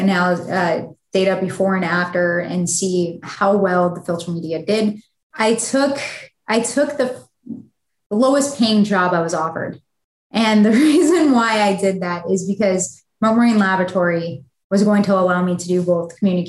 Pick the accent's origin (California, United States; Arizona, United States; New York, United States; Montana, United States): New York, United States; Buffalo; where I was growing up in Buffalo, New York